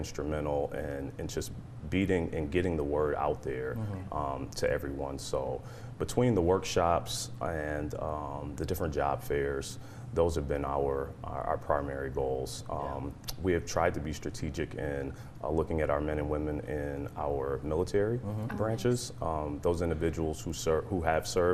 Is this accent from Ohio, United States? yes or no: yes; Columbus, Ohio, United States; moved away; We're originally from Columbus, Ohio